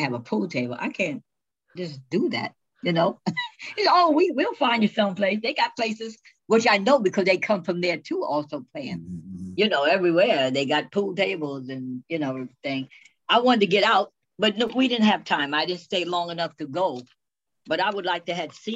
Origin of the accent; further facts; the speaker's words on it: New York City, New York, United States; I was born in the Bronx.